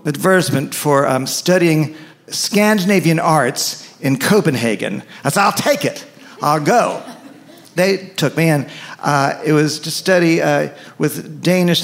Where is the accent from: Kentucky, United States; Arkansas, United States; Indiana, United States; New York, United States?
New York, United States; New York City; moved away as an adult; also born or lived in Evanston, Illinois; I grew up in New York City.